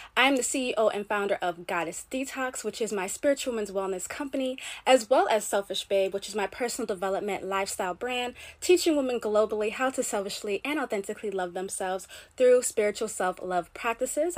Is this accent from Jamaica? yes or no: yes; Jamaica; I'm Caribbean, I'm Jamaican.